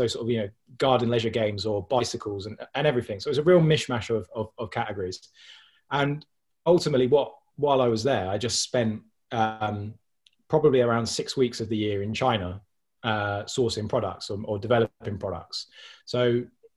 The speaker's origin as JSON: {"language": "English", "town": "Milton Keynes", "region": "South East England", "country": "United Kingdom", "said": "I'm from Milton Keynes."}